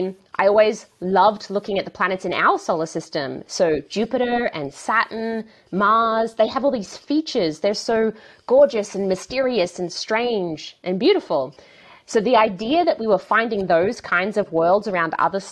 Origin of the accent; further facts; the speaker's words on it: Australia; moved away as an adult; now in California, United States; I grew up in a really little town in the countryside of Australia